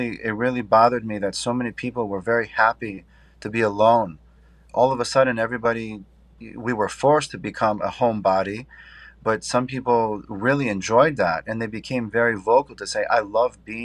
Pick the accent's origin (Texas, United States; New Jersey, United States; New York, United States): New York, United States; Syracuse; I grew up upstate New York in Syracuse.